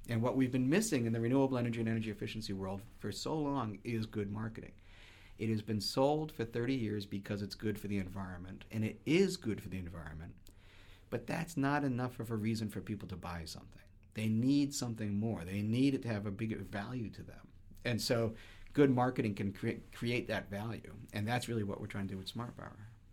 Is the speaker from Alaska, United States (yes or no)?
no; just outside of Boston, Massachusetts, United States; I grew up just outside of Boston.